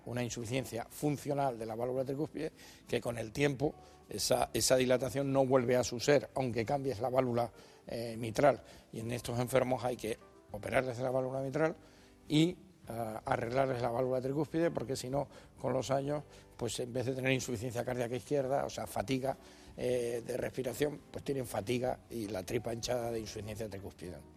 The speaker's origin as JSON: {"language": "Spanish", "region": "Canary Islands", "country": "Spain", "tie": "born or raised there", "moved": "yes", "said": "yo que soy canario de nacimiento"}